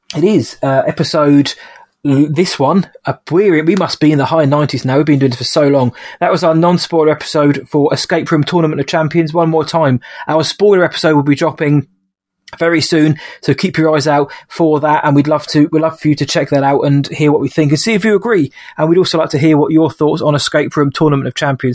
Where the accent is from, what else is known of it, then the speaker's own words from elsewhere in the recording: United Kingdom; I'm a Brit.